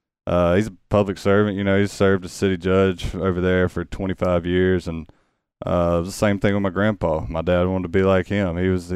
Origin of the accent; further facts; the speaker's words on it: Pascagoula, Mississippi, United States; also born or lived in Ocean Springs; Raised in Pascagoula, though. I was born in, like I said, Ocean Springs. We were living in Moss Point at the time, and then moved to Pascagoula